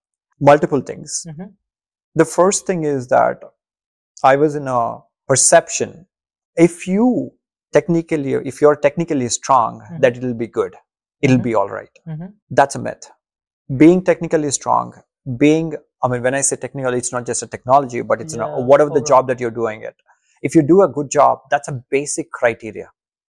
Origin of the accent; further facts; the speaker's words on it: India; first language Telugu; English is a second language; I would say, see, I grew up in Telugu medium. Mm-hmm. So, I never had an opportunity to speak in English.